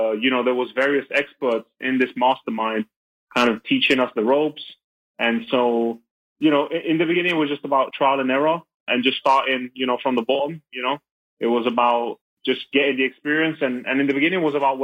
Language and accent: English; London, United Kingdom; now in Belgium; I'm from London, from the UK, but I'm based out of Belgium